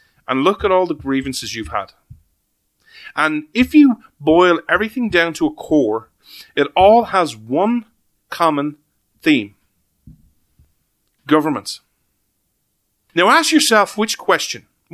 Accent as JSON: {"language": "English", "country": "Ireland", "said": "as an Irishman"}